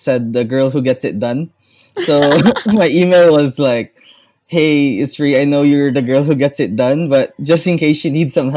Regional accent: Philippines; I am from the Philippines

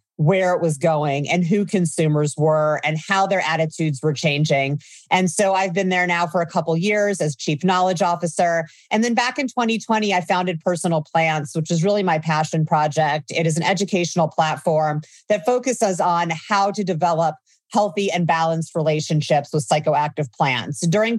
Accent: Midwest, United States; moved away as an adult; So I grew up in the Midwest during the DARE era, started using cannabis as a young adult.

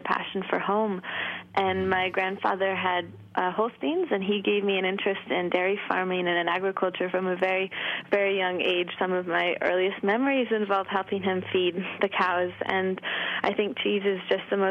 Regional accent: Thetford, Vermont, United States; I'm from Thetford, Vermont

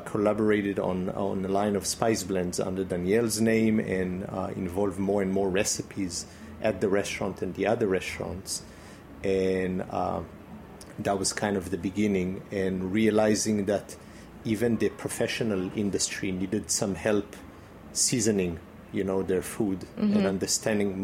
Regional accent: Israel; moved away; also born or lived in Brittany, France; growing up in Israel

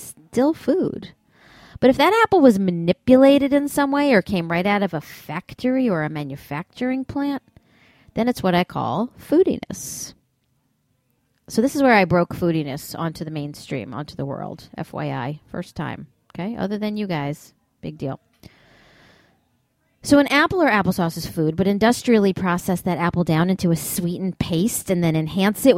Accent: New York City, New York, United States; my hometown of New York City

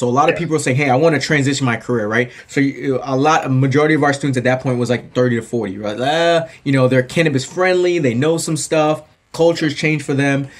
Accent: New Jersey, United States; moved away; I grew up in New Jersey, actually, right outside the New York area. So I grew up 10 yeah. minutes from Manhattan.

